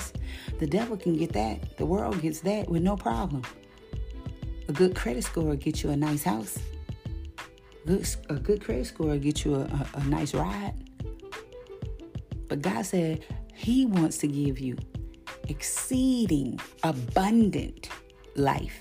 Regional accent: White Castle, Louisiana, United States; also born or lived in Bayou Goula, Louisiana / Baton Rouge, Louisiana; I grew up in White Castle, Louisiana, where everybody didn't take no mess

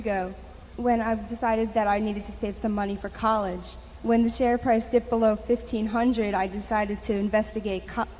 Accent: South Setauket, New York, United States; I'm 15 years old, and I'm from South Setauket, New York.

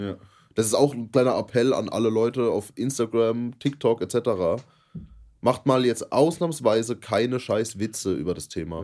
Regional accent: Germany; wir als Deutsche

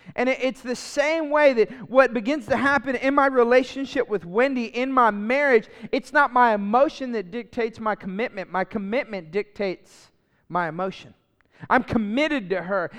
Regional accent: Lafayette, Louisiana, United States; moved away; I grew up in Lafayette where, uh, U L is at, the Raging Cajuns.

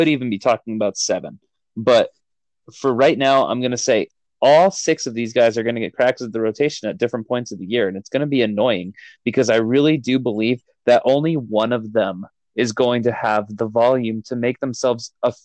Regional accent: Los Angeles, California, United States; Mine is my hometown team, the Dodgers.

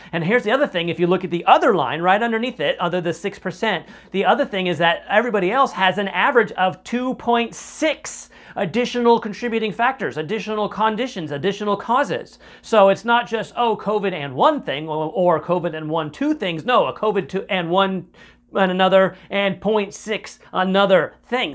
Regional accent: United States; as an American citizen

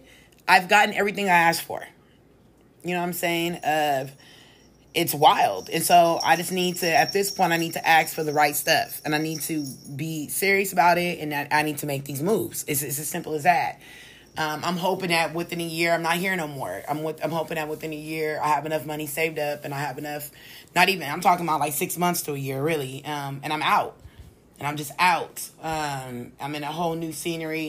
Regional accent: California, United States; here in my home state

